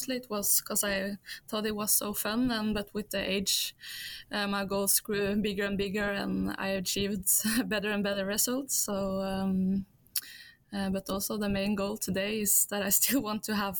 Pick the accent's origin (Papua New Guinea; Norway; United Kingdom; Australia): Norway; also born or lived in Belgium; I was born in Norway because my father lives here or is from Norway